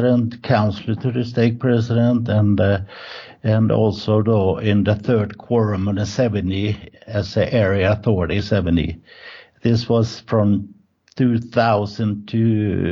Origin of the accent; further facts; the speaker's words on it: Gothenburg, Västra Götaland, Sweden; English is a second language; moved away as an adult; also born or lived in Birmingham, England; now in Spain; we are from Sweden, Gothenburg. In Swedish, is Göteborg